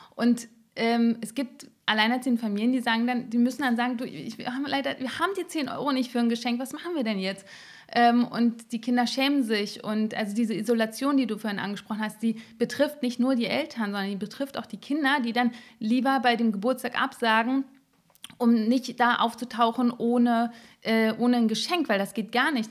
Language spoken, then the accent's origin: German; Berlin, Germany; Ich bin in Marzahn aufgewachsen